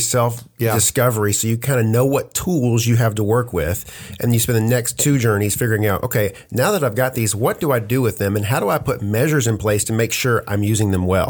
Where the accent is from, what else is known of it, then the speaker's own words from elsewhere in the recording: United States; We're Americans.